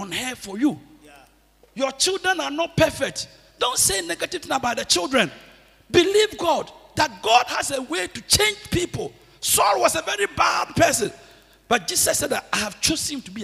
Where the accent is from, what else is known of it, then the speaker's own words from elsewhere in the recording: Kumawu, Ashanti, Ghana; My hometown is called Kumau